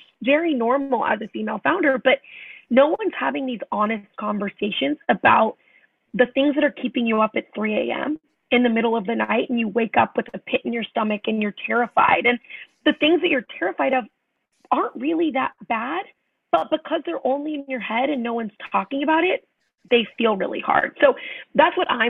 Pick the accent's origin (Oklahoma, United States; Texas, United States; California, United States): Oklahoma, United States; Tulsa; I was born in Oklahoma, in Tulsa, Oklahoma, and five kids in my family. So I'm the fourth of five